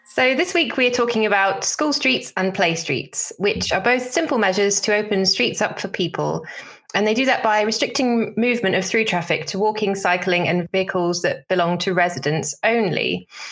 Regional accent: Somerset, South West England, United Kingdom; growing up in Somerset, you basically have to learn to drive

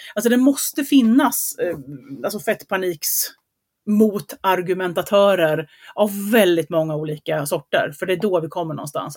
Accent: Gothenburg, Västra Götaland, Sweden; accent: göteborgska (Gothenburg dialect); Min göteborgska

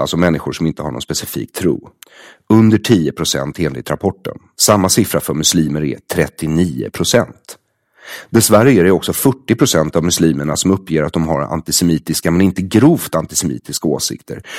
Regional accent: Sweden; jag har vuxit upp som jude i Sverige

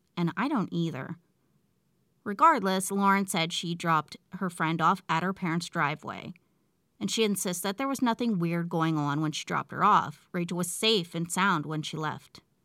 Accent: West Virginia, United States; my hometown in West Virginia

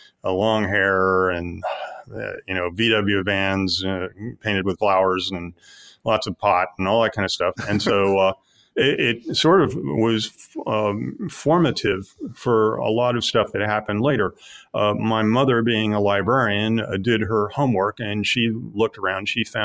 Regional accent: Midwest, United States; I grew up in the Midwest, and my parents were of a somewhat, conventional background.

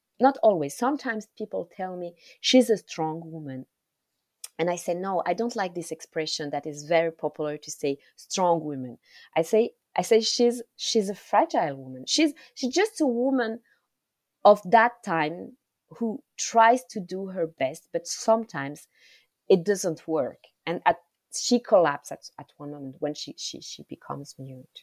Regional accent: Rwanda; first language Kinyarwanda; English is a second language; Kinyarwanda is my mother tongue

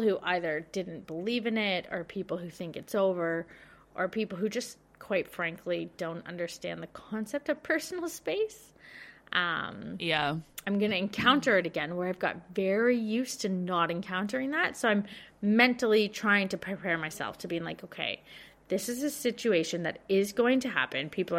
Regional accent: Victoria, Australia; So I'm thinking about this so much because I'm from Victoria and we've had, you know, the toughest restrictions out of all of Australia.

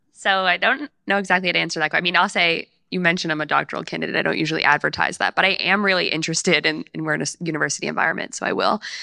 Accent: New York, United States; I'm from New York, and my parents went to Queens College

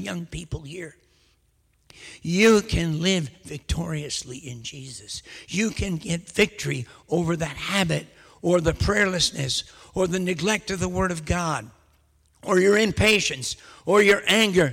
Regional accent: United States; moved away as an adult; now in London, United Kingdom; people keep asking me when I'm going to go back to the United States.

